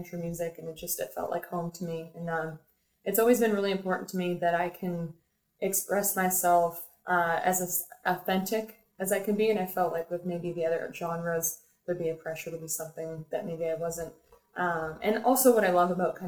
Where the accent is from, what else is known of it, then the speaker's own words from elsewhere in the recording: Peterborough, Ontario, Canada; moved away as an adult; now in Toronto, Canada; Peterborough, Ontario actually is my hometown. Born and raised.